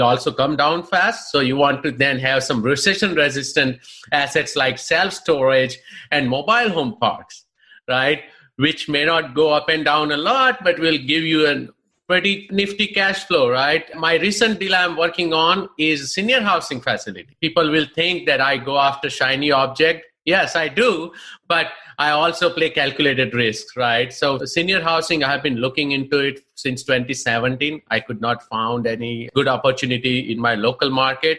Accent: India; moved away as an adult; now in United States; I'm basically from India, of course. For the last 20 years, I live here, and I call this country as my home now.

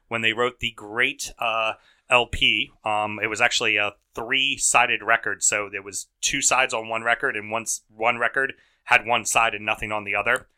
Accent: United States; the red-blooded Americans we are

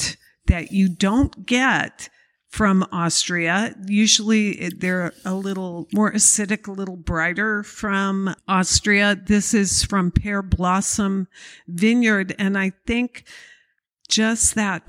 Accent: Petaluma, California, United States; also born or lived in Santa Barbara, California; I grew up in Petaluma, chickens

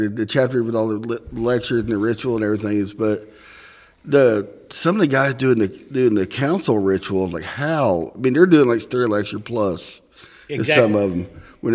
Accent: Tipton, Indiana, United States; moved away; Yeah, I grew up at Tipton.

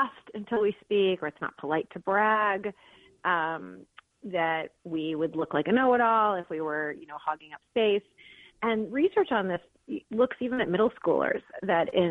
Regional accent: Detroit, Michigan, United States; moved away as an adult; also born or lived in Philadelphia; I was just born and raised in Detroit

